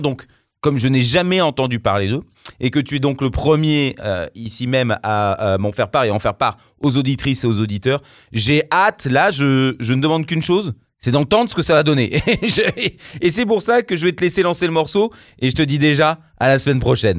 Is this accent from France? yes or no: yes; Luberon, Provence-Alpes-Côte d'Azur, France; je suis du Luberon, donc je ne suis pas bien loin de Marseille